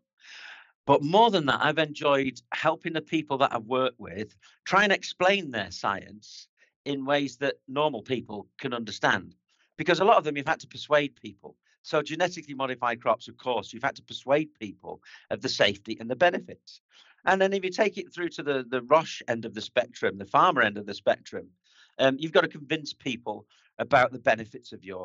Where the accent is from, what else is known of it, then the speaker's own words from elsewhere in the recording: near Manchester, North West England, United Kingdom; accent: north of England; moved away as an adult; also born or lived in Basel, Switzerland; now in Alsace, France; I was brought up in the north of England near to Manchester